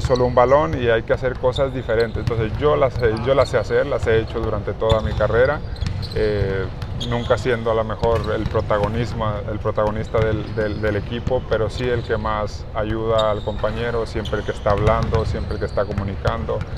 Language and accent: Spanish; Mexico; nosotros como mexicanos